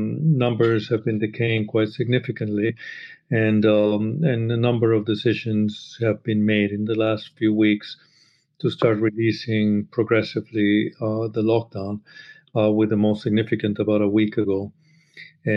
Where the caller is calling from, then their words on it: London, United Kingdom; I'm calling in from Brixton in the south of London.